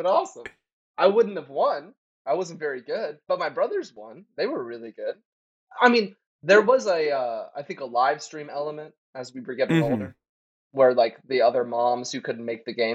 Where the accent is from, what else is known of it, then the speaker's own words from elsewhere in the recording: the South, United States; And I'm from the South too. So like growing up in the South is like a whole other situation with sports